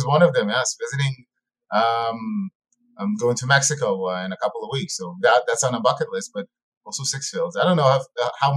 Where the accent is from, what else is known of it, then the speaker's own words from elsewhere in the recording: Israel; as a kid growing up in Israel